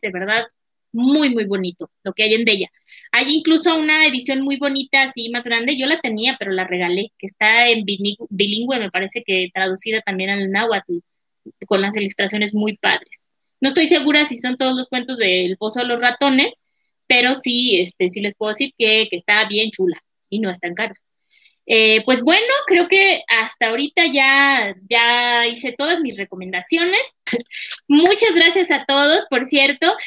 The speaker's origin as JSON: {"language": "Spanish", "country": "Mexico", "also_born_or_lived": "Durango, Mexico", "said": "así como los mexicanos somos muy refraneros"}